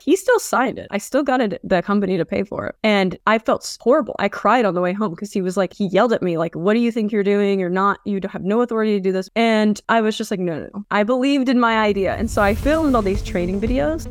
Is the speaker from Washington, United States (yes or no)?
yes; Vancouver, Washington, United States; I've been in Vancouver, Washington my whole